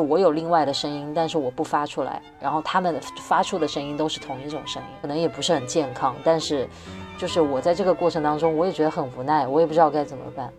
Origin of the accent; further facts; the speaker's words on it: Wuhan, Hubei, China; moved away; 其次我是武汉人，所以我的圈子里有大量的武汉人在讲武汉当地在发生什么